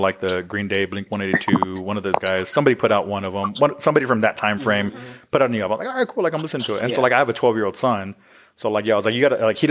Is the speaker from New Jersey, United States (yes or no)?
no; Uvalde, Texas, United States; I'm originally from Uvalde, so that's my hometown.